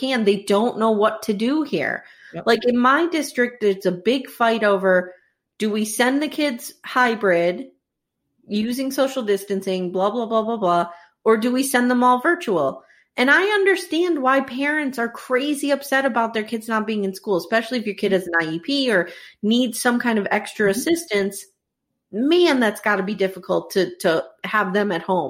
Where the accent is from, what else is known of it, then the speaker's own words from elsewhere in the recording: Northeast, United States; Jenny and I grew up in the Northeast. I am currently still in the Northeast